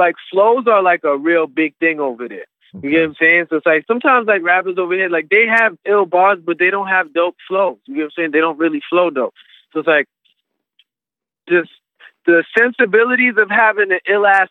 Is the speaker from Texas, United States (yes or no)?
no; New York City, New York, United States; I'm from New York City. Queens, Brooklyn, Long Island, like, the whole city, really